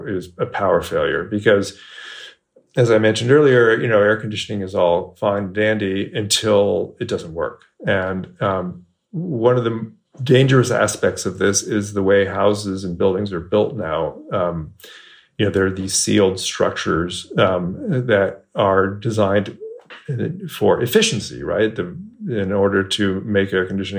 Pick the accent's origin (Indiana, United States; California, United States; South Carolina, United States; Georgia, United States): California, United States; Bay Area; moved away as an adult; now in Texas, United States; I moved to Texas 4 years ago, and I grew up in the Bay Area, California.